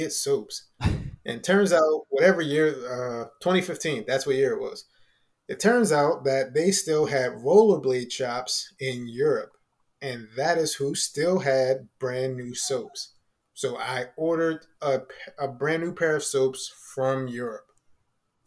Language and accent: English; Chester, Pennsylvania, United States; moved away; also born or lived in Delaware / Philadelphia; I grew up in Chester, but I went to school in Delaware.